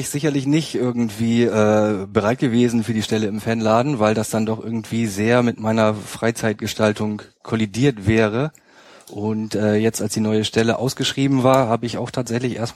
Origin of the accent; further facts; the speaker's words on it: Hamburg area, Germany; Ich komme ursprünglich aus dem Hamburger Speckgürtel und bin dann nach